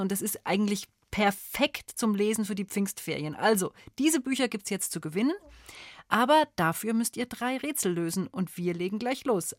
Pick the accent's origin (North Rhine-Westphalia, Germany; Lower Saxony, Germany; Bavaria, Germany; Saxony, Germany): Bavaria, Germany; Bei uns in Bayern